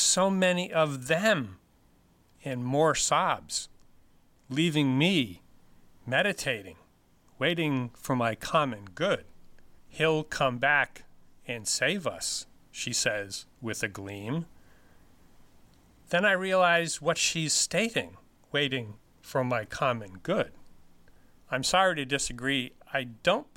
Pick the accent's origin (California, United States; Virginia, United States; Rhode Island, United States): Rhode Island, United States; Pawtucket; now in Franklin, United States; I grew up in Pawtucket